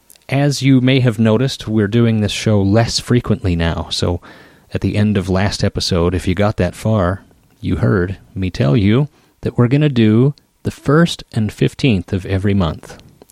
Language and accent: English; Idaho Falls, Idaho, United States; moved away as an adult; also born or lived in Seattle; I moved from Seattle to my hometown in Idaho Falls